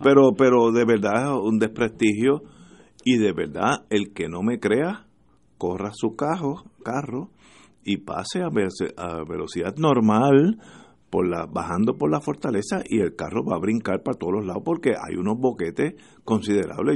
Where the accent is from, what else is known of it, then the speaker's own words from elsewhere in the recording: Puerto Rico; como los puertorriqueños